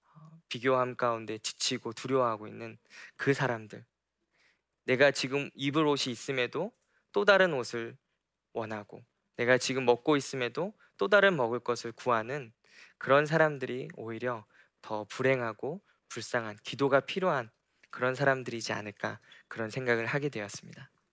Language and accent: Korean; South Korea; moved away; 제가 한국에서 살아갔을 때 참 많이 얽매이는 것들이 많았습니다. 저희 부모님께서 목회자이셔서 목회자 가정에서 자라면서